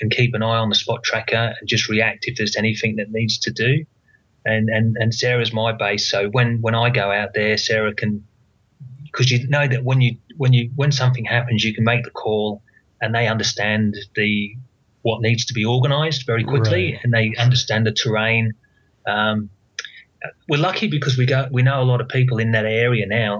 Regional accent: England, United Kingdom; now in Australia; I'm from England

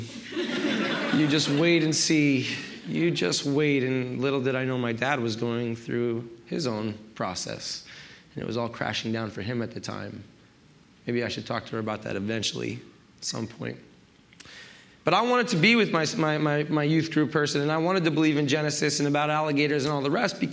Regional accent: New York, United States; I grew up in New York

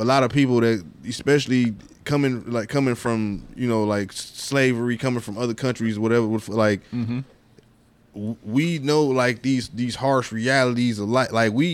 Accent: United States; I was born here in America

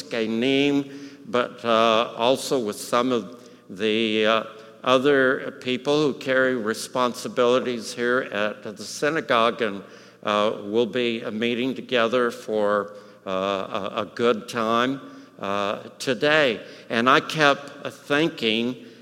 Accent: El Paso, Texas, United States; I grew up in El Paso.

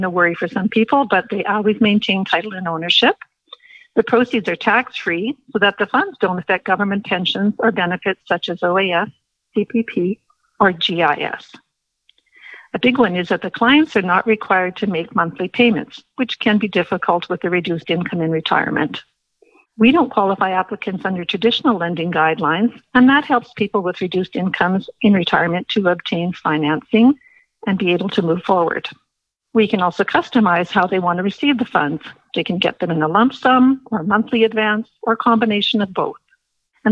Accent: Winnipeg, Manitoba, Canada; moved away as an adult; now in Calgary, Canada; I am a former Winnipeg. I was born and raised in Manitoba and a graduate of the University of Manitoba

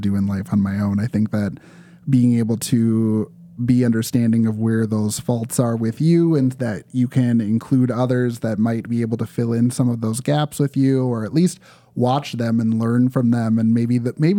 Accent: Champlin, Minnesota, United States; also born or lived in Osseo, Minnesota / Winona, Minnesota; I grew up in Champlin, so actually I moved a whopping 10 minutes away to Osseo, where I live now

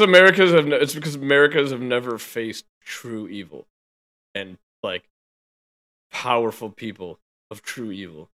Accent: United States; I'm an American

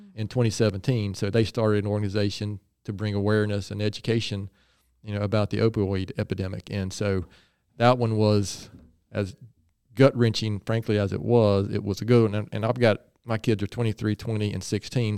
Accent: Gaston County, North Carolina, United States; I am originally from Gaston County

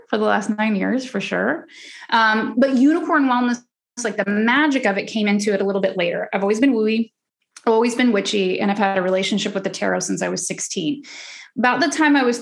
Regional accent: Oklahoma, United States; I'm from the South. I'm from Oklahoma, raised, you know, super religious

